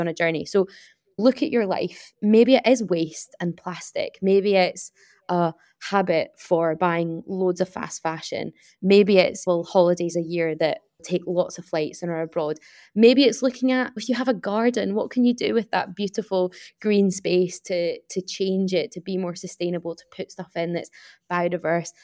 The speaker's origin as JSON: {"language": "English", "town": "Glasgow", "region": "Scotland", "country": "United Kingdom", "said": "I'm from Glasgow"}